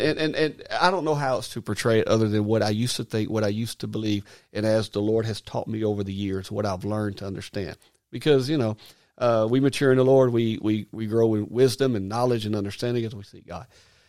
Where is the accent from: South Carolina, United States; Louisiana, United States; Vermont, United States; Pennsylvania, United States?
South Carolina, United States; accent: Arkansas; also born or lived in Arkansas; Sorry for the Arkansas accent, even though I'm from South Carolina by way of Arkansas.